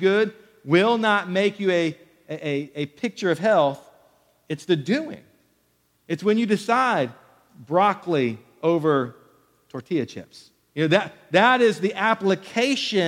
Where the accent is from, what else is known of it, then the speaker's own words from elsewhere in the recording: Killeen, Texas, United States; growing up in Killeen, Texas